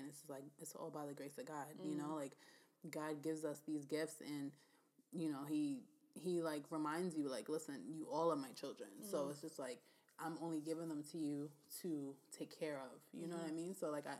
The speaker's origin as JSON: {"language": "English", "country": "United States", "said": "we're from America"}